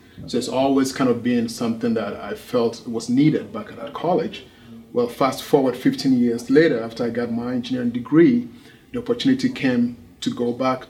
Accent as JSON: {"language": "English", "country": "Ghana", "tie": "born or raised there", "also_born_or_lived": "Berlin, Germany / St. Louis, Missouri", "moved": "as an adult", "lives_now": "United States"}